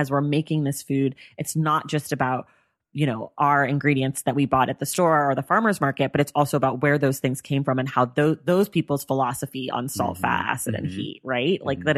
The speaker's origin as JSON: {"language": "English", "area": "Bay Area", "region": "California", "country": "United States", "said": "we're from the Bay Area"}